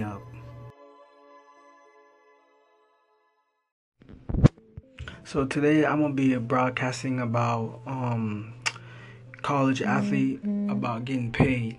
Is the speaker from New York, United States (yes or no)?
no; Florida, United States; I'm from Florida. I stay here in Lakeland